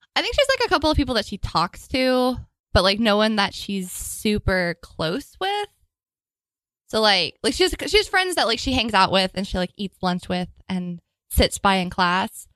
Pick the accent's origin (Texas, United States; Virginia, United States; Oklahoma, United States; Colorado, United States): Texas, United States; moved away as an adult; now in New York City, United States; I'm from Texas